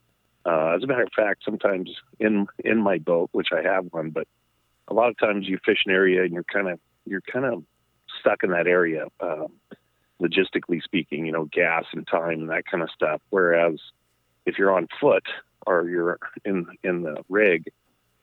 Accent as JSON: {"language": "English", "region": "Colorado", "country": "United States", "tie": "born or raised there", "said": "my youth when I grew up in Colorado"}